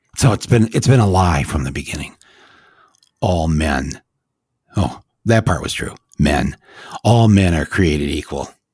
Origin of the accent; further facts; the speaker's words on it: United States; we are Americans